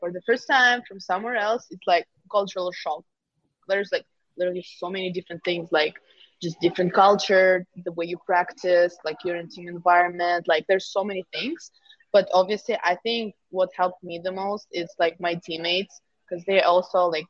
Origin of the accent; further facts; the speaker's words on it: Moscow, Russia; moved away as an adult; also born or lived in Milwaukee; I'm from Moscow. I'm from the city